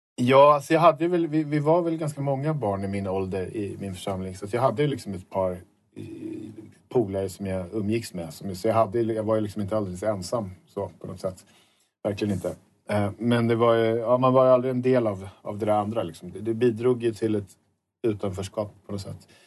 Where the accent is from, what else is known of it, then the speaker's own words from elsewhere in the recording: suburb of Stockholm, Stockholm County, Sweden; jag bor i, utanför Stockholm i en förort som jag kommer ifrån.